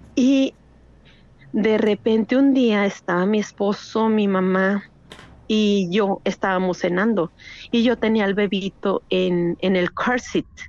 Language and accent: Spanish; El Paso, Texas, United States; also born or lived in Durango, Mexico; now in Laredo, United States; nací en El Paso, Texas. Mi familia es originaria de Durango, México, pero ahorita estoy radicando en Laredo, Texas